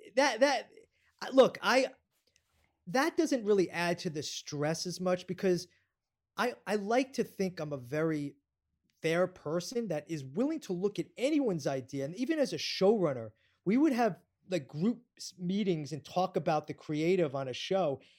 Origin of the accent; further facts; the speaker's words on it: New York, United States; I'm a New Yorker